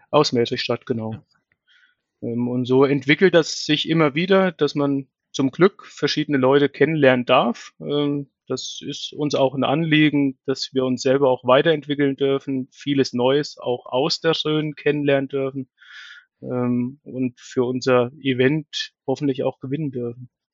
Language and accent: German; Bettenhausen, Thuringia, Germany; moved away as an adult; now in Birx, Germany; bin gebürtig aus Bettenhausen bei Meining